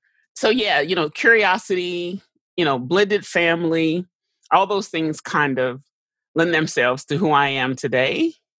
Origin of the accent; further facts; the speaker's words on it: St. Louis, Missouri, United States; born there; I was born in St. Louis because my father was actually doing his residency.